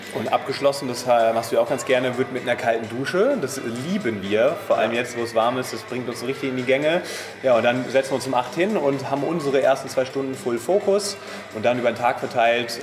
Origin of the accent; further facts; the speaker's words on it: Main-Taunus-Kreis, near Frankfurt am Main, Hesse, Germany; moved away; wir kommen aus der Nähe von Frankfurt am Main, aus dem Main-Taunus-Kreis